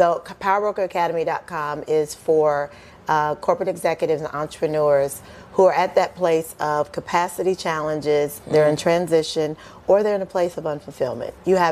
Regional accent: Kentucky, United States; I'm just a small-town girl from Kentucky.

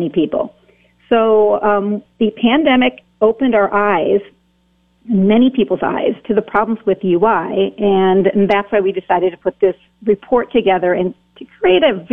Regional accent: Wisconsin, United States; I work out of my home state of Wisconsin

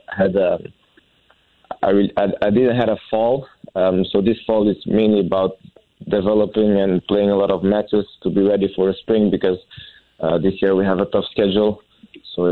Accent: Belgium; moved away as an adult; now in Boise, United States; I was born in Belgium

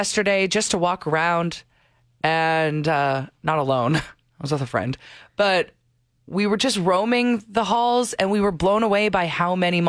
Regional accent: St. Albert, Alberta, Canada; born or raised there

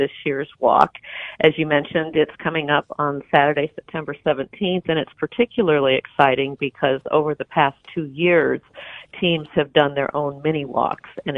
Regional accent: Champaign, Illinois, United States; moved away; I grew up in Champaign, and Champaign still feels much like home

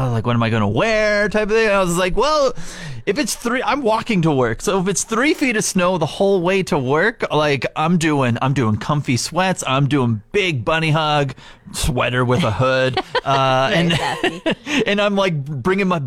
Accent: Canada; I know we're Canadian

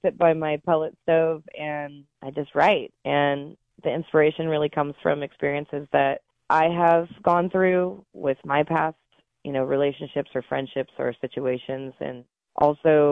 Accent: Oregon, United States; I love growing up in Oregon. I mean, my mother was correct in moving us here

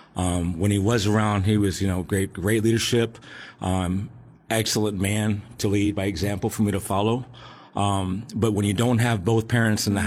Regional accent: Alexandria, Virginia, United States; I grew up in Alexandria, Virginia

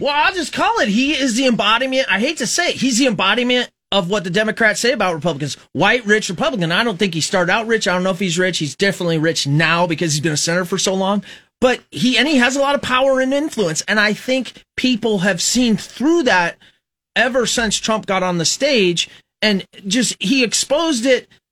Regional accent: Fremont, Nebraska, United States; now in Lincoln, United States; I was raised in Fremont, so I wasn't really an Omaha or Lincoln guy

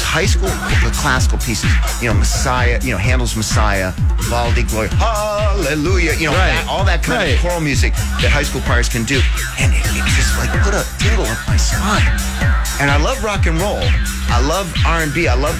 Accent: Canton, Ohio, United States; I grew up in Canton, Ohio.

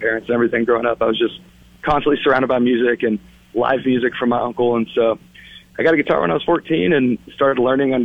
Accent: Yuba City, California, United States; in Yuba City, my hometown

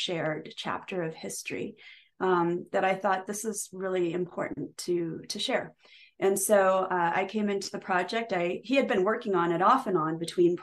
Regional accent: Nebraska, United States; I grew up in Nebraska from the age of 7

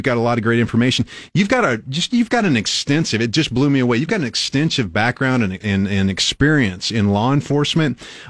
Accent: Albion, Nebraska, United States; I grew up in Albion, so just right down the street.

